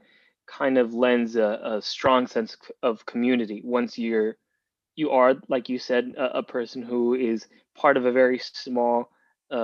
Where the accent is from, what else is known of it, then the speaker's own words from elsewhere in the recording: Miami, Florida, United States; moved away; also born or lived in Cuba; I was born in Cuba and I grew up in Miami